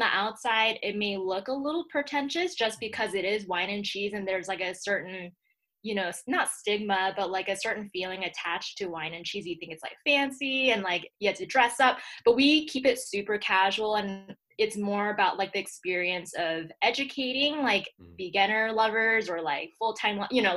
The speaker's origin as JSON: {"language": "English", "town": "Atlanta", "region": "Georgia", "country": "United States", "tie": "born or raised there", "also_born_or_lived": "Secaucus, New Jersey / Boston / New York", "moved": "as an adult", "lives_now": "Colorado, United States", "said": "I really consider myself born and raised in Georgia just because that was my whole upbringing."}